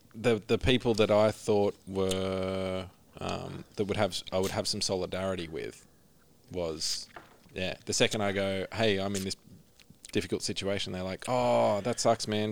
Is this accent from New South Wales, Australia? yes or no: yes; Orange, New South Wales, Australia; I grew up in Orange